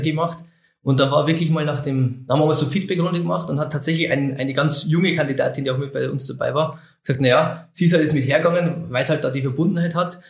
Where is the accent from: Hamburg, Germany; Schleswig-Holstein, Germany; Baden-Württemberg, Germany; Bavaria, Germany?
Bavaria, Germany; Oberviechtach; also born or lived in Wilhelmsried; 83 bin ich geboren in Oberwichtach